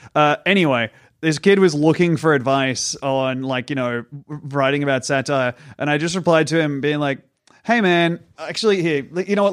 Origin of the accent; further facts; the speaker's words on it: Australia; I'm an Australian comedian and mime